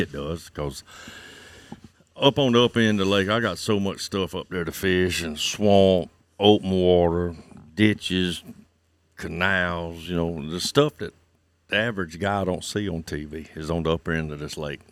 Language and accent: English; Santee Cooper, South Carolina, United States; I was born and raised here on Santee Cooper.